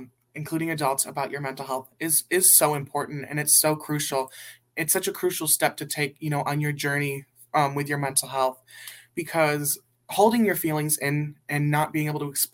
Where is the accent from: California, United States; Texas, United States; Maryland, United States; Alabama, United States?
California, United States; Burbank; I am from Burbank, California